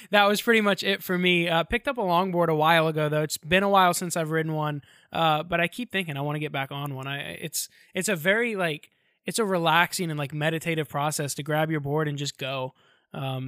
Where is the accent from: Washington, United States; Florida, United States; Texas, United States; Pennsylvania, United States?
Florida, United States; Orlando; I'm from Orlando.